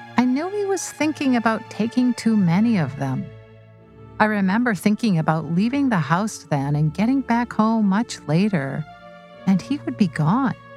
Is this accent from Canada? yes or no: yes; Vancouver, British Columbia, Canada; a friend I grew up with in Vancouver